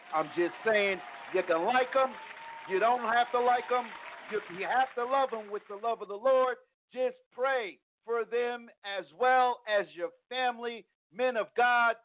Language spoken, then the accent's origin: English; East Coast, United States; now in Texas, United States; I'm from the East Coast